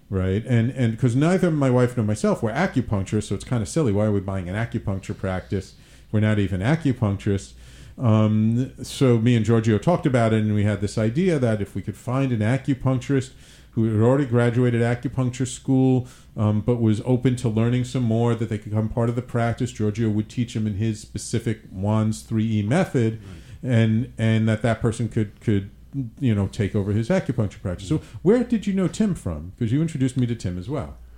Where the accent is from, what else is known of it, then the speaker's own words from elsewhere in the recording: New York City, New York, United States; moved away; also born or lived in Manhattan; grew up in the Bronx